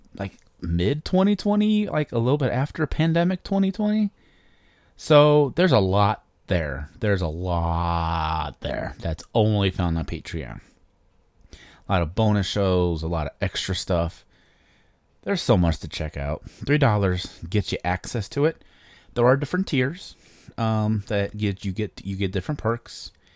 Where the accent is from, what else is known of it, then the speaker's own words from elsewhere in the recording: Chicago, Illinois, United States; I'm from Chicago. Um, I was born in a suburb of Chicago in nineteen eighty